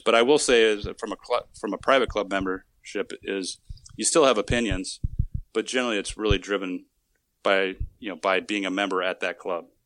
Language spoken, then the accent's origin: English; Wisconsin, United States; now in Arizona, United States; I'm originally from Wisconsin, so I guess I could, I could play off that I was a Midwesterner at, by heart